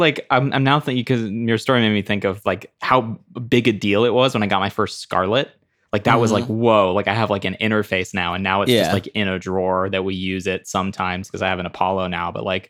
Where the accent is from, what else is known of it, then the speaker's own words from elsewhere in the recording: Zimbabwe; also born or lived in Italy; Like, I'm American, but I grew up in Zimbabwe and spent a good chunk of my life in Italy.